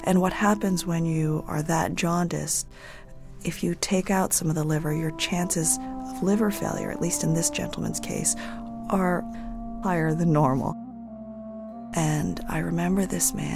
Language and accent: English; New England, near Connecticut, United States; moved away as an adult; also born or lived in California; a retired cop from Connecticut, not too far from where I grew up.